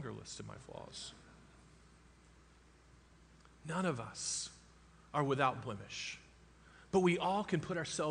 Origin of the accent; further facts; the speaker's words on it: Florida, United States; I grew up in Florida